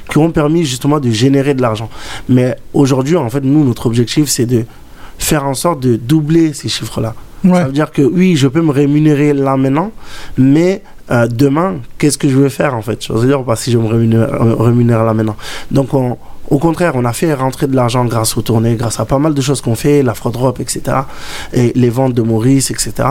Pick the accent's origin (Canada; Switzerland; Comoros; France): Comoros; Malgré que je suis comorien, et c'est de là où j'ai commencé la danse par rapport à l'afro.